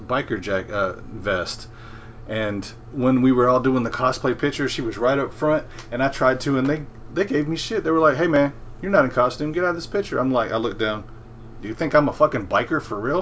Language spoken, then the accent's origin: English; Memphis, Tennessee, United States; moved away as an adult; now in North Mississippi, United States; I grew up in Memphis